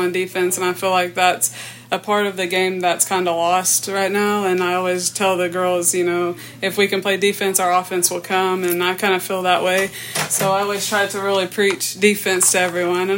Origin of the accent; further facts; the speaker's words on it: Vian, Oklahoma, United States; I grew up in Vian, Oklahoma, small town.